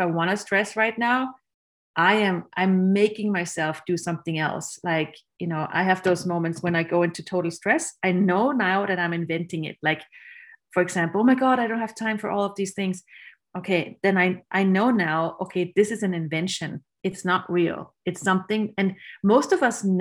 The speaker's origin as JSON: {"language": "English", "country": "Austria", "tie": "born or raised there", "said": "I grew up in Austria, which is a country where you learn to be very efficient and very judgmental"}